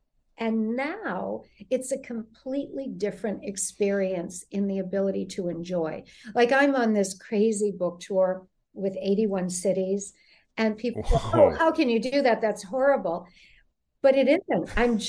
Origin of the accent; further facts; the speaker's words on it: Connecticut, United States; She was from Connecticut. I'm from Connecticut. Nobody's saying a word.